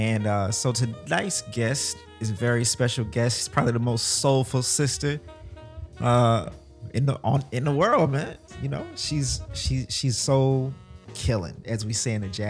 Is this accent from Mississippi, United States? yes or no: yes; Mississippi, United States; I'm from Mississippi